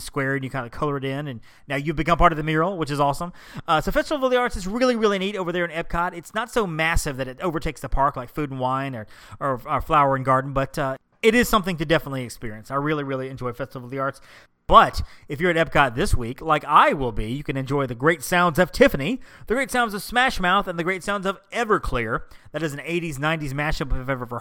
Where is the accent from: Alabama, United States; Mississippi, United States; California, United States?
Alabama, United States; Birmingham; here in my hometown of Birmingham, Alabama